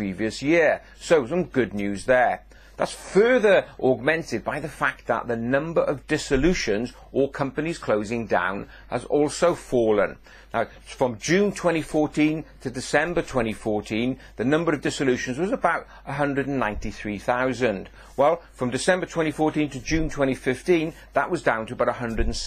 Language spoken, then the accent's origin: English; Welsh, Wales, United Kingdom; being Welsh